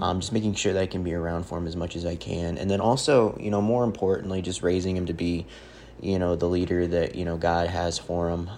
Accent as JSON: {"language": "English", "town": "St. Charles", "region": "Missouri", "country": "United States", "tie": "born or raised there", "said": "I'm a kid from Saint Charles, Missouri"}